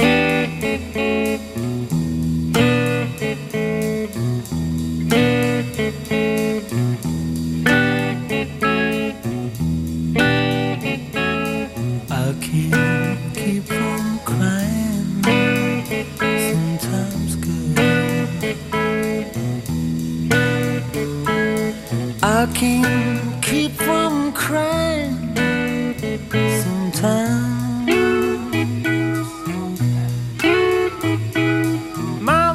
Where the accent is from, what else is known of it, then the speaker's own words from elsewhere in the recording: New York City, New York, United States; now in Southern California, United States; as a kid growing up in New York City